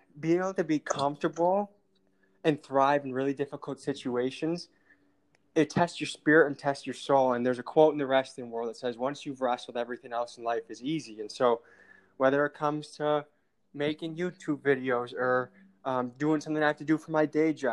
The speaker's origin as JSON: {"language": "English", "region": "Illinois", "country": "United States", "tie": "born or raised there", "said": "I was born in Illinois"}